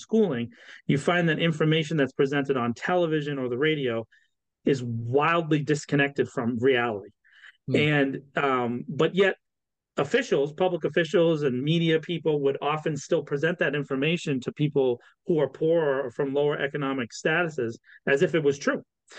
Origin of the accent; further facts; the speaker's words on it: Boston, Massachusetts, United States; born there; now in Worcester, United States; I was born in Boston, and I probably have lived in, I don't know, 35 or 40 of the towns and cities that make up our Commonwealth. But for the last 6 years, I've been in Worcester